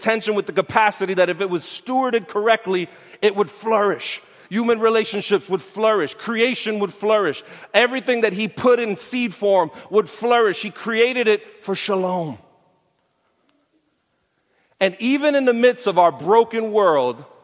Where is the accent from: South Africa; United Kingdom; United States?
United States; New York City, New York; I'm from Brooklyn. I grew up near Borough Park